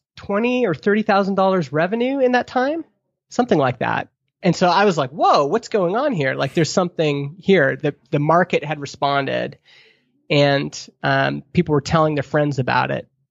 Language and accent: English; Alberta, Canada; moved away as an adult; also born or lived in Stony Plain, Alberta; now in Vernon, Canada; as a Alberta kid